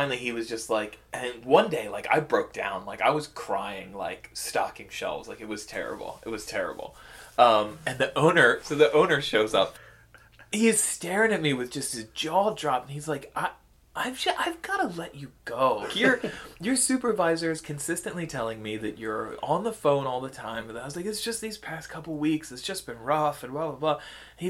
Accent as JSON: {"language": "English", "country": "United States", "said": "I'm American"}